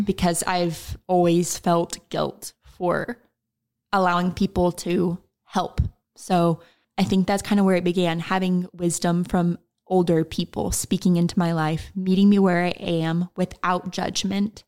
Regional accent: Oklahoma, United States; also born or lived in Texas; I am from Oklahoma. So I was born and raised in Oklahoma. I'm still here in Oklahoma.

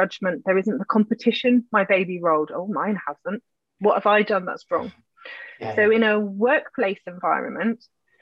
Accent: United Kingdom; we're British

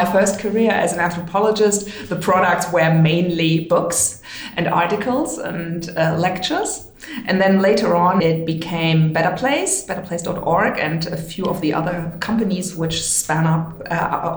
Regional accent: Hamburg, Germany; I was born in Hamburg

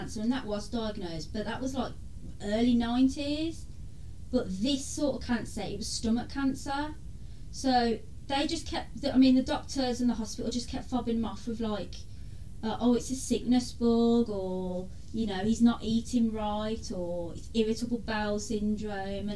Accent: Birmingham, West Midlands, United Kingdom; also born or lived in Handsworth; I grew up in Erdington most of my life.

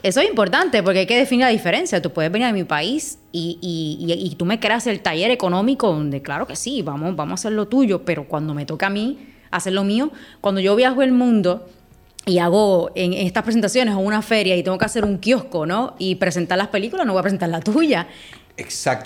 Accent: Puerto Rico; nosotros como, como puertorriqueños y puertorriqueñas

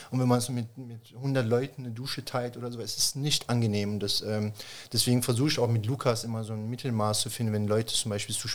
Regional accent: Germany; Flüchtlingscamp oder Refugee Camp oder also Landenheim, wie es damals hieß, äh, groß geworden bin.

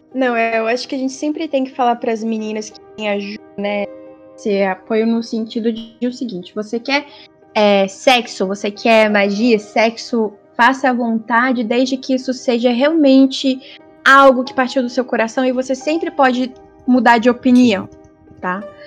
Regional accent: Brazil; first language Portuguese; now in Australia; ser a brasileira

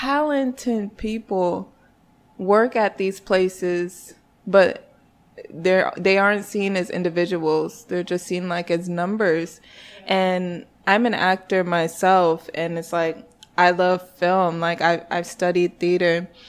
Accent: North Carolina, United States; now in New York, United States; I am not a New York native. I moved here 4 years ago from North Carolina, but I'm actually Nigerian. I always feel the need to throw that in there because I do not claim North Carolina like that.

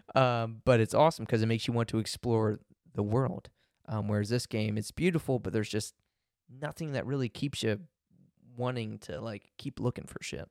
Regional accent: United States; I'm such an American

